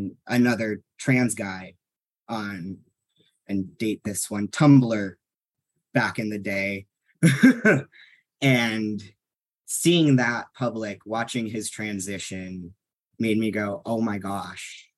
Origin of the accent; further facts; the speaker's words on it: Orange County, California, United States; also born or lived in Utah; growing up in Orange County